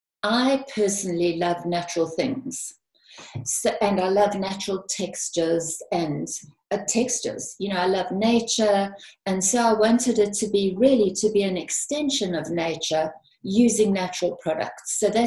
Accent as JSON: {"language": "English", "country": "South Africa", "moved": "yes", "lives_now": "United Kingdom", "said": "Yes, I came from South Africa and I came to the UK."}